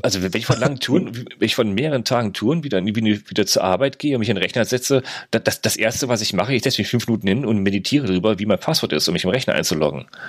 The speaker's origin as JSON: {"language": "German", "country": "Germany", "said": "bei uns in Deutschland"}